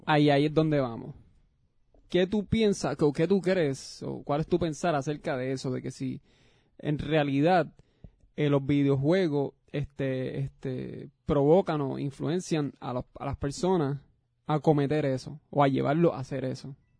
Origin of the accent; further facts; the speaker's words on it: Puerto Rico; moved away; tú y yo somos boricuas